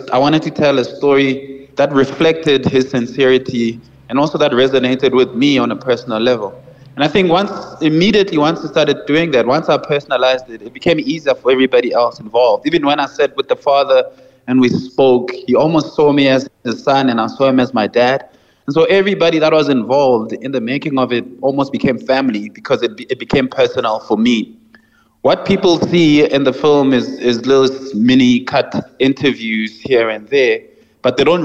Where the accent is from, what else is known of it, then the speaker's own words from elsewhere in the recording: Johannesburg, Gauteng, South Africa; as a kid, I grew up in Soweto, like in Johannesburg